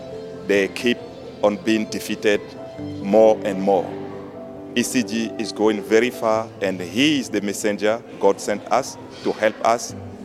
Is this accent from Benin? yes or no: yes; Benin; from the Republic of Benin.